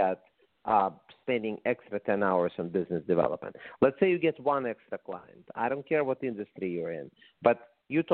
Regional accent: Russia; English is a second language; moved away as an adult; also born or lived in San Diego, California; now in Las Vegas, United States; when I moved to the United States from Russia, as you can probably say from my accent 28 years ago

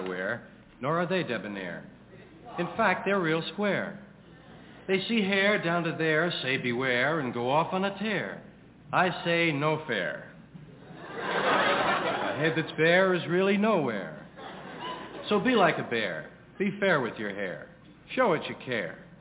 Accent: New York City, New York, United States; I was brought up here in New York, brought up in, used to go on the subway to 116th Street

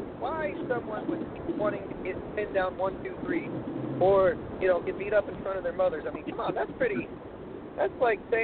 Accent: New York, United States; I'm from New York

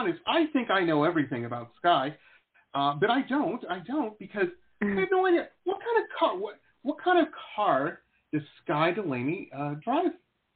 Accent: Detroit, Michigan, United States; moved away as an adult; also born or lived in Southern California; now in California, United States; I'm from Detroit. I'm an old punk rocker.

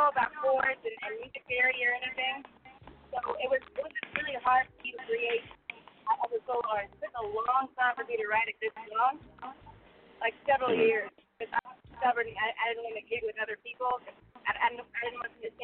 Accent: Austin, Texas, United States; born and raised in Austin, Texas. Lived here all my life, never moved anywhere

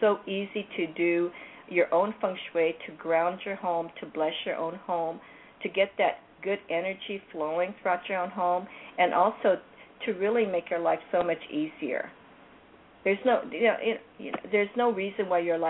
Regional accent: Hawaii, United States; also born or lived in California; now in Anaheim, United States; I come from Hawaii, I use that because that's where I was born

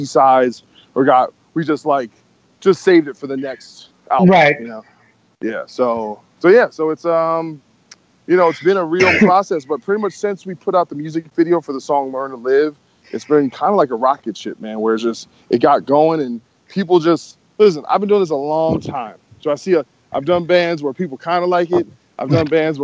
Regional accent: New Jersey, United States; moved away as an adult; now in Los Angeles, United States; I grew up in New Jersey my whole life, and I decided to move to L.A.

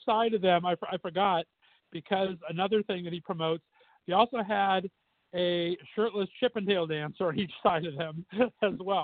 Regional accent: Southern California, United States; now in Las Vegas, United States; I grew up in Southern California, we had the San Gabriel Mountain Range

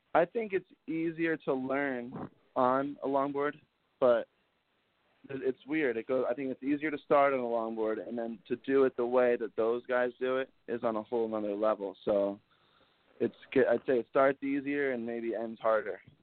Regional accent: New Jersey, United States; moved away as an adult; now in Montauk, United States; growing up in Jersey

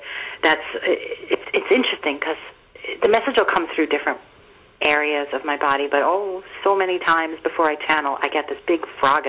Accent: Yonkers, New York, United States; I grew up in Yonkers

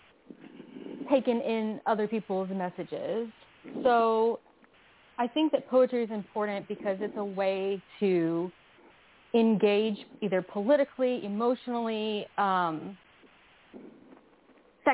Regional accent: Phenix City, Alabama, United States; also born or lived in Kentucky / Columbus, Georgia; I grew up really poor in the South, partially in Alabama and partially in Kentucky.

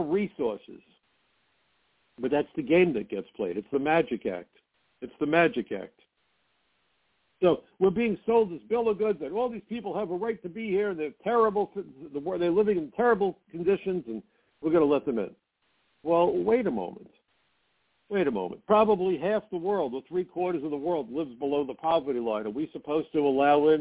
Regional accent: New York City, New York, United States; I'm from Brooklyn

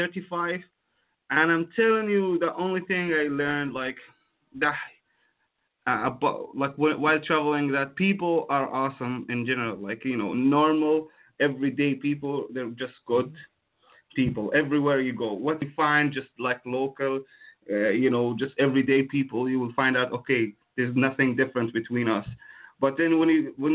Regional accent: Jordan; from Jordan

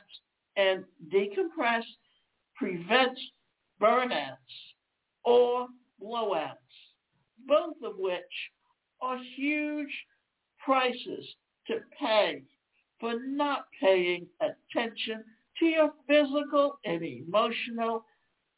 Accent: Deep South, United States; I grew up in the South, and the South, especially in the Deep South, when it came summer, we almost spent between April and October on the beach.

